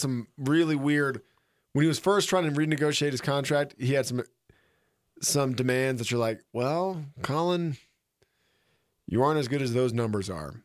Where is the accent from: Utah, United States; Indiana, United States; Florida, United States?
Florida, United States; Florida Panhandle, United States; now in Jackson Hole, United States; I'm from the Panhandle